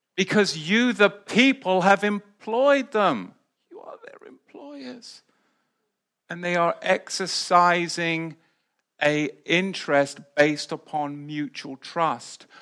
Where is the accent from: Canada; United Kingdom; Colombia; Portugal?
United Kingdom; England; moved away as an adult; now in United States; I was back in the U K